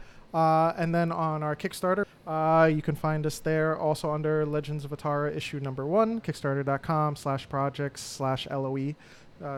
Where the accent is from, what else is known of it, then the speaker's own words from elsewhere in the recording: New York City, New York, United States; We are also Bronx natives